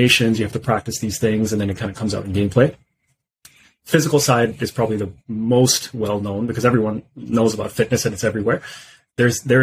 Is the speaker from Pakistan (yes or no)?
yes; Pakistan; moved away; I'm originally from Pakistan